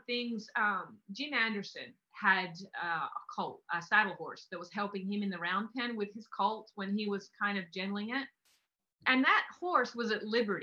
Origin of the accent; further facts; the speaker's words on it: Australia; I'm from Australia.